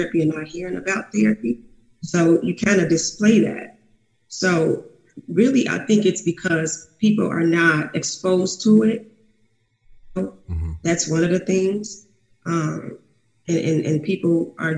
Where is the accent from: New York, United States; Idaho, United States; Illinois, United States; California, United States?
Illinois, United States; Chicago; growing up in Chicago